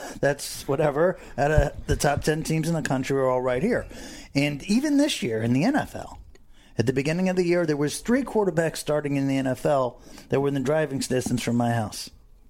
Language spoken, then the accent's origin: English; Broward County, Florida, United States; Even though I grew up in Broward County football